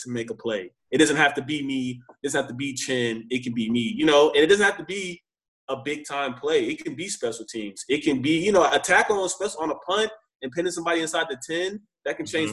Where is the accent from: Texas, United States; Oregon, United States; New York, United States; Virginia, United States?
Texas, United States; moved away as an adult; also born or lived in Illinois; I'm from Texas. I don't even see snow